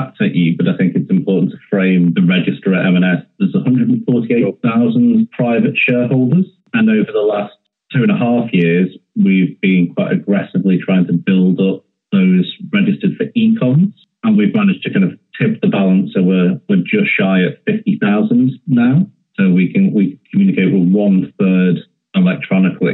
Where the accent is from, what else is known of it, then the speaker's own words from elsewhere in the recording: the Northwest, North West England, United Kingdom; I'm from the Northwest, as you can tell from my voice